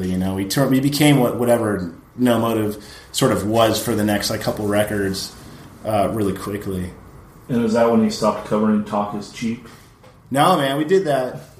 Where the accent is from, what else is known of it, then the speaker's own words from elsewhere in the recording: Oxnard, California, United States; the friend set that you have growing up in Oxnard, where you actually like grow up with these guys that end up becoming like really shady people.